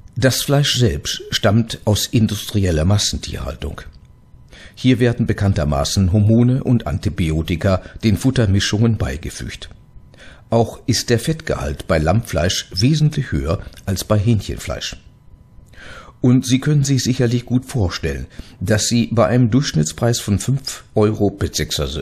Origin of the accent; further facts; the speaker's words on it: Gelsenkirchen, North Rhine-Westphalia, Germany; In meiner Heimatstadt Gelsenkirchen